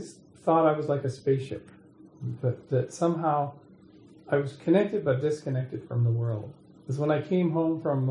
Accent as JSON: {"language": "English", "town": "Kamloops", "region": "British Columbia", "country": "Canada", "tie": "born or raised there", "moved": "yes", "said": "I'm going back to my hometown of Kamloops, BC"}